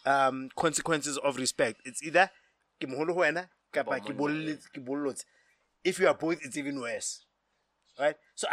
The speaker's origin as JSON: {"language": "English", "town": "Johannesburg", "region": "Gauteng", "country": "South Africa", "tie": "born or raised there", "said": "Sometimes, like … I mean, I grew up in Joburg."}